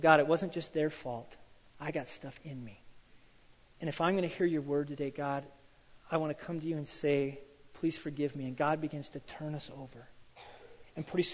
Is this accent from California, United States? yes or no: no; Wyoming, United States; I grew up in Wyoming and I grew up on a farm